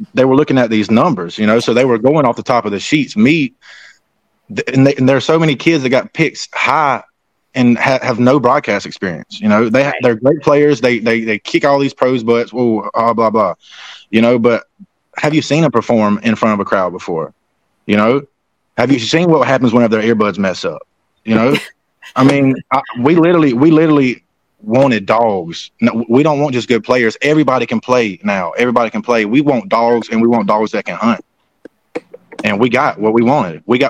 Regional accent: South Carolina, United States; No, because I'm from South Carolina.

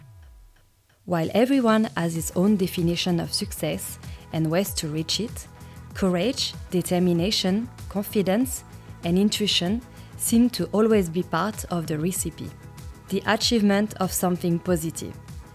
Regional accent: France; moved away as an adult; now in Melbourne, Australia; I'm from France, and I've been living in Melbourne for many years.

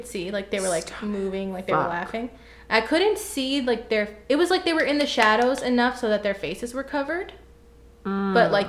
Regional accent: Texas, United States; I think it was growing up in Texas.

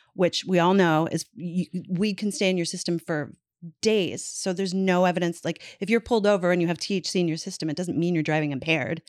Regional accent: Newfoundland and Labrador, Canada; moved away; in my hometown

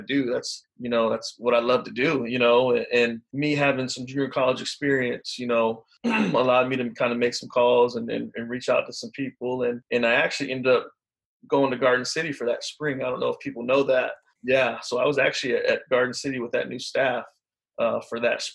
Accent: Oak Forest, Illinois, United States; moved away as an adult; also born or lived in Chicago, Illinois; I grew up in Chicago

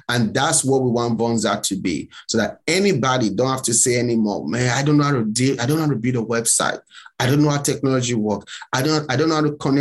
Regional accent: Nigeria; moved away as an adult; now in United States; I'm from Nigeria

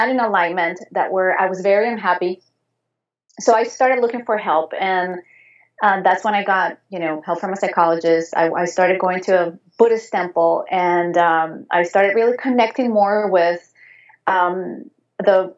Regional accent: Venezuela; English is a second language; moved away; also born or lived in Spain; I was growing up in Venezuela, in South America, and back then I was not living in the capital of the city

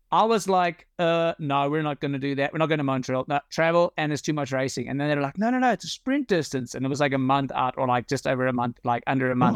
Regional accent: South Africa; moved away as an adult; now in Netherlands; I've got nothing against my home country

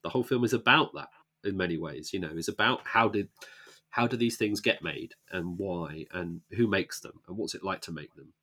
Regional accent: Luton, East of England, United Kingdom; moved away; I grew up in Luton

